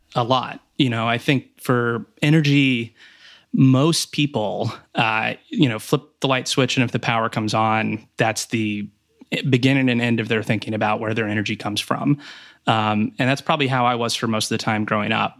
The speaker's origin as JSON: {"language": "English", "town": "Riesel", "region": "Texas", "country": "United States", "tie": "born or raised there", "also_born_or_lived": "Houston, Texas / Tulsa, Oklahoma / Stanford, California", "moved": "as an adult", "said": "I was born in Houston, Texas, um, but then when I was in kindergarten, we actually moved back to my dad's hometown, um, which is a rural part of Texas, Riesel, Texas, near Waco"}